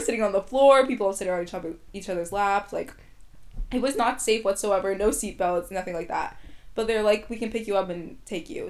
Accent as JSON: {"language": "English", "town": "Vancouver", "region": "British Columbia", "country": "Canada", "tie": "born or raised there", "first_language": "English", "said": "I'm Ethiopian, but I was born and raised in Canada"}